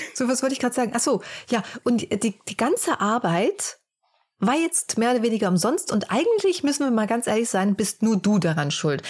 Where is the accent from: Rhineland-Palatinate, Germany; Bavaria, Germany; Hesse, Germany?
Hesse, Germany; near Frankfurt; wir kommen ja eher so aus dem Hessischen, näher Frankfurt.